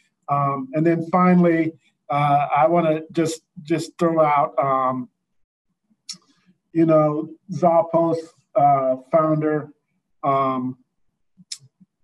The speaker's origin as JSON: {"language": "English", "town": "St. Louis", "region": "Missouri", "country": "United States", "tie": "born or raised there", "said": "Him and I are hometown guys. He's from St. Louis. I'm from St. Louis. Hometown guy"}